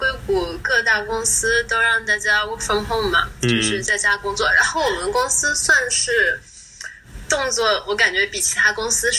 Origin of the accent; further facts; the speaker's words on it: Wuhan, Hubei, China; now in San Francisco Bay Area, United States; 我是武汉的嘛， 哦， 然后我家人都在武汉